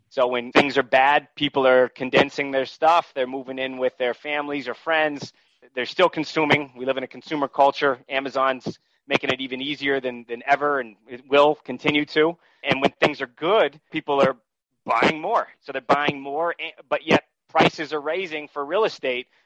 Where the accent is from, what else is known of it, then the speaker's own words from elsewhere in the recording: New England, United States; I'm originally from New England, so I looked at markets that I uh, knew growing up in that region, out in Western Massachusetts, Vermont, New Hampshire.